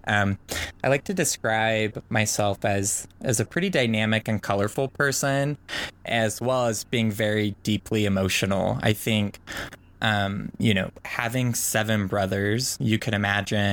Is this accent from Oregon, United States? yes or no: yes; Oregon, United States; born and raised in Oregon to a pretty big Mormon family